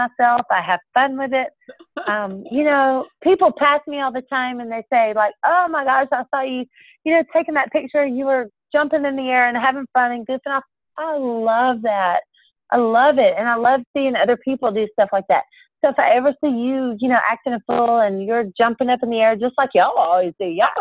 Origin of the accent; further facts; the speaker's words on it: Alabama, United States; I'm from Alabama